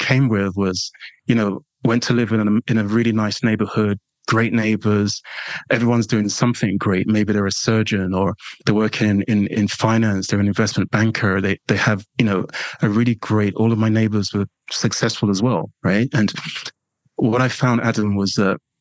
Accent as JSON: {"language": "English", "region": "London", "country": "United Kingdom", "accent": "London/English", "said": "You probably, you know, won't be surprised by that from my accent"}